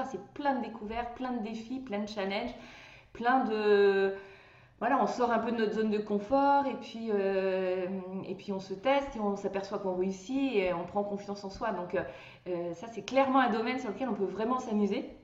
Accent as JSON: {"language": "French", "region": "Brittany", "country": "France", "said": "en tant que bretonne"}